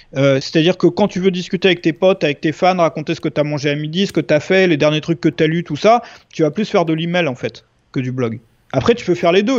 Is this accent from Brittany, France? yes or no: yes; Brittany, France; je suis breton à la base